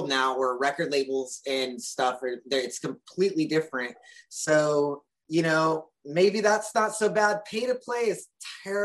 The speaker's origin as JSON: {"language": "English", "region": "California", "country": "United States", "tie": "born or raised there", "said": "I'm born and raised in California"}